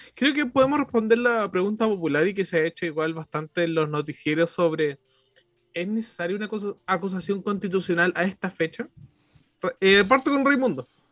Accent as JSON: {"language": "Spanish", "country": "Chile", "said": "como chileno"}